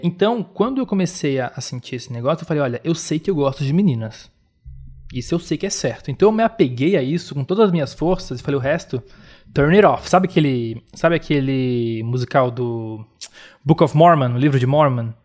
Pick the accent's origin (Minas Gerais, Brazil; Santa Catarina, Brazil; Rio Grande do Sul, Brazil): Santa Catarina, Brazil; Florianópolis; eu sou de Florianópolis, sou de um lugar